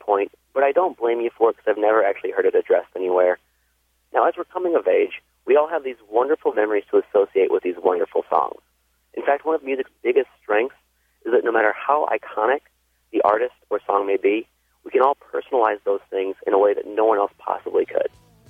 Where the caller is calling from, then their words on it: Chicago, Illinois, United States; I'm calling from Chicago.